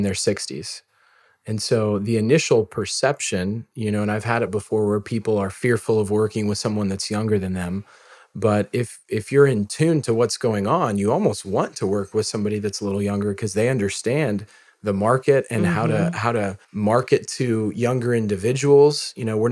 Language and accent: English; Missouri, United States; I'm from Missouri